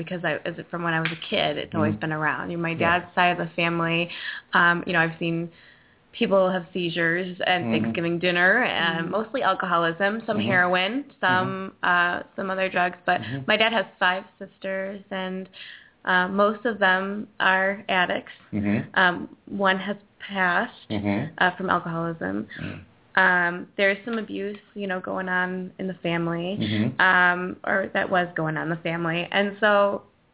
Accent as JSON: {"language": "English", "town": "Lake Zurich", "region": "Illinois", "country": "United States", "said": "I'm from Zurich."}